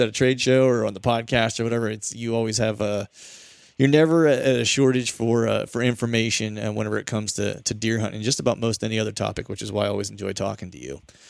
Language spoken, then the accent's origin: English; Pennsylvania, United States; my home state in PA